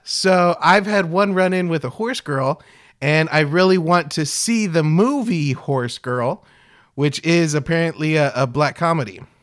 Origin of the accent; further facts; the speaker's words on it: Kingsville, Texas, United States; growing up in South Texas